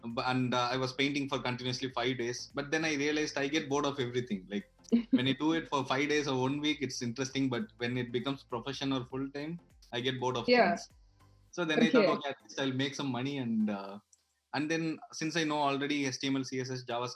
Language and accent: English; Madurai, Tamil Nadu, India; moved away as an adult; also born or lived in Chennai / Bangalore; now in Berlin, Germany; I'm from Madurai